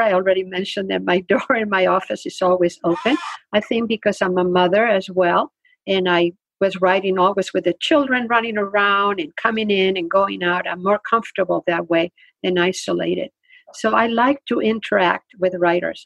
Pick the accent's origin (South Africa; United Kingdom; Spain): Spain; English is a second language; now in United States; I grew up in Spain